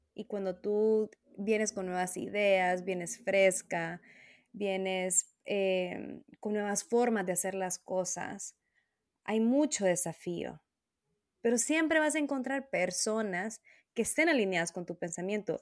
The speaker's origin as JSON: {"language": "Spanish", "country": "Honduras", "moved": "as an adult", "said": "en mi país eh, nacional, de donde soy, ¿no? De Honduras"}